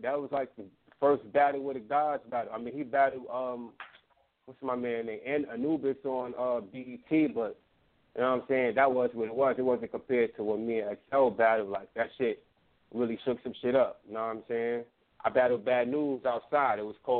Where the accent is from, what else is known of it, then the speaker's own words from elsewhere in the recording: Atlanta, Georgia, United States; also born or lived in Brooklyn, United States; Yeah, I'm from Atlanta, but I was raised back and forth. So like, I rep Brooklyn too. My whole family's from Brooklyn. I was raised in Brooklyn, off and on.